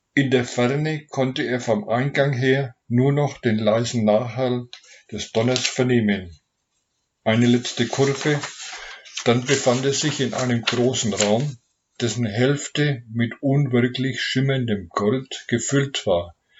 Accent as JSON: {"language": "German", "town": "Nuremberg", "region": "Bavaria", "country": "Germany", "said": "ich komme aus Nürnberg"}